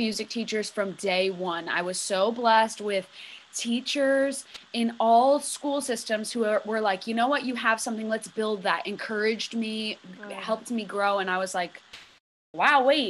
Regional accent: Cheshire, Connecticut, United States; I was born and raised in Cheshire, Connecticut

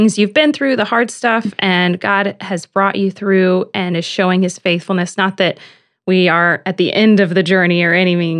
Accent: Houston, Texas, United States; I'm from Houston.

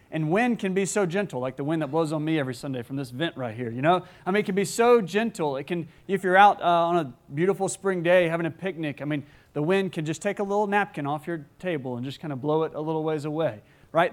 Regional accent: Gulf Coast, United States; I grew up on the Gulf Coast

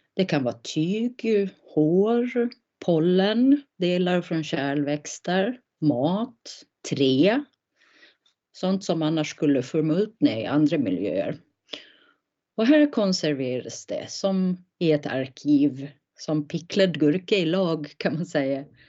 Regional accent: Gotland, Sweden; jag är uppvuxen, född och uppvuxen på Gotland

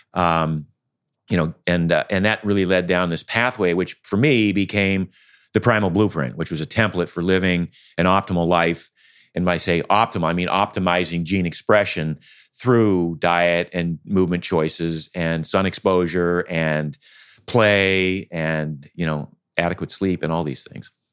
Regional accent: Maine, United States; I grew up in Maine.

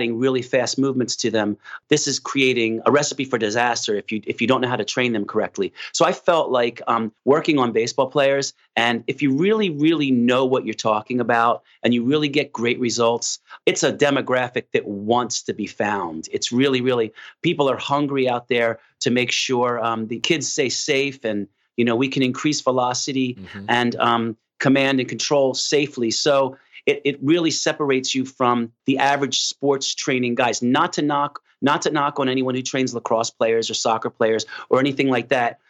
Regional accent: Philadelphia, Pennsylvania, United States; moved away; also born or lived in New York; I'm actually from South Philadelphia, and growing up in an Italian community

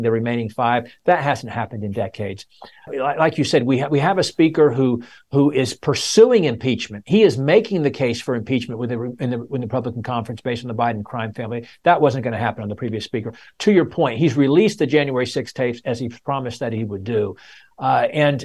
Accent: Virginia, United States; my home state of Virginia

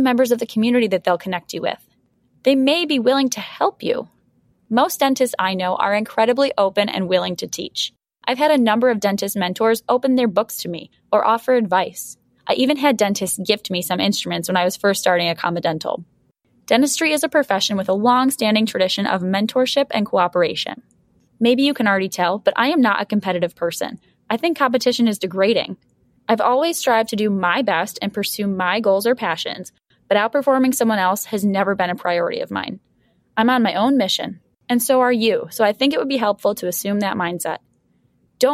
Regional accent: Buffalo, New York, United States; my hometown of Buffalo

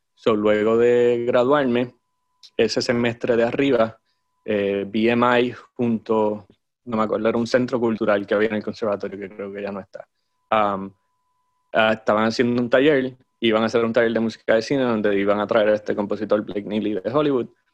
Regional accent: Aguadilla, Puerto Rico; also born or lived in Moca, Puerto Rico; Nací en Moca, de hecho, pero era simplemente porque era el hospital más cercano. este, pero, o mis padres vivían en Aguadilla en el momento. Yo sí, crecí en Aguadilla

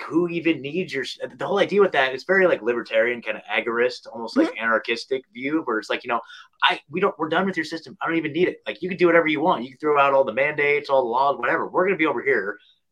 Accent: Oregon, United States; moved away as an adult; now in Tennessee, United States; I was born and raised in Oregon my whole life

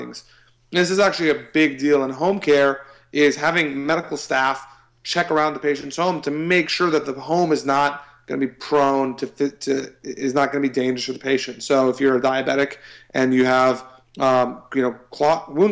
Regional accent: Austin, Texas, United States; I'm from Austin

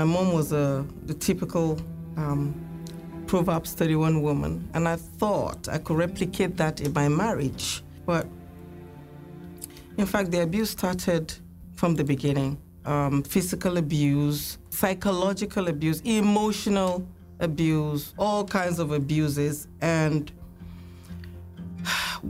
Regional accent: Nigeria; I'm from Nigeria

